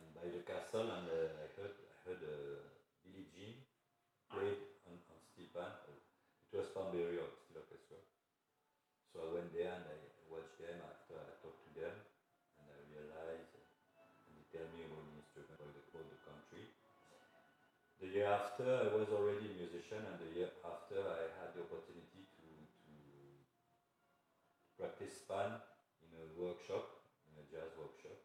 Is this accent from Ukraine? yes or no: no; Algeria; English is a second language; also born or lived in Morocco; now in France; I am from, I born in Algeria, but my family is originated from Morocco